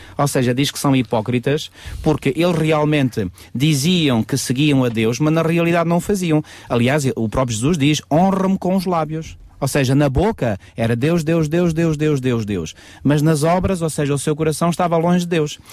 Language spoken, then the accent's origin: Portuguese; Portugal; como portugueses nós falamos da nossa cultura portuguesa